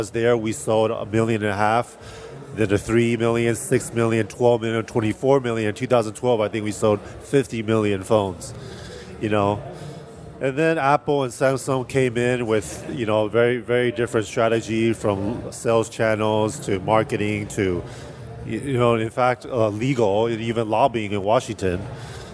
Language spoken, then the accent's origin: English; Taiwan; moved away as an adult; also born or lived in California; I was born and raised in Taiwan